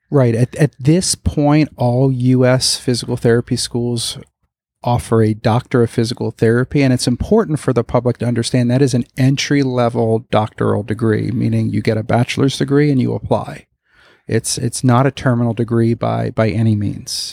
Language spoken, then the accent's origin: English; Broward County, South Florida, United States; also born or lived in Philadelphia / Palm Beach County; I was born in Philadelphia, but I grew up in South Florida, Broward County area